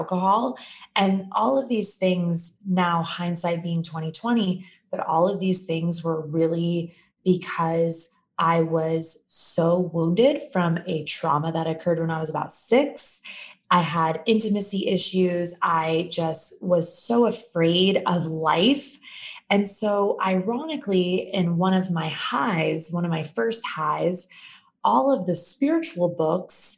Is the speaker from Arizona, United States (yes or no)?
yes; Phoenix, Arizona, United States; moved away as an adult; also born or lived in San Diego; I'm born and raised in Phoenix, Arizona